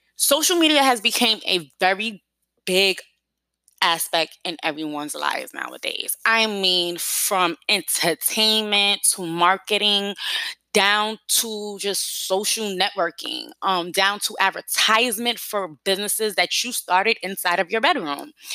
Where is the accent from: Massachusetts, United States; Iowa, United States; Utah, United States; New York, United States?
New York, United States; New York City; I'm from New York City